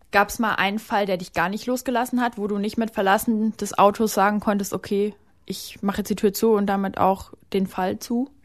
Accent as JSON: {"language": "German", "town": "Cologne", "region": "North Rhine-Westphalia", "country": "Germany", "said": "ich komme aus Köln."}